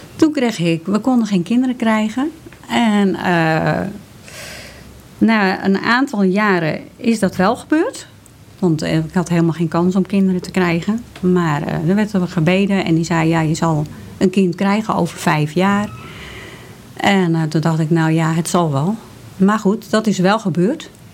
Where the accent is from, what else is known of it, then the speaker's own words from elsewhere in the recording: Hoorn, North Holland, Netherlands; ik ben geboren in Horen